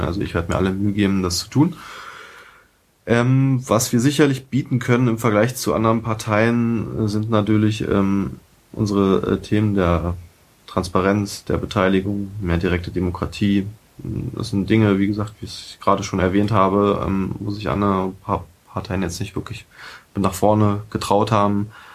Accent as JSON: {"language": "German", "region": "Berlin", "country": "Germany", "tie": "born or raised there", "also_born_or_lived": "Saxony-Anhalt / Friedrichshain, Berlin / Lichtenberg, Berlin", "said": "bin gebürtiger Sachsen-Anhaltiner und ähm, bin 1989 nach Berlin gekommen"}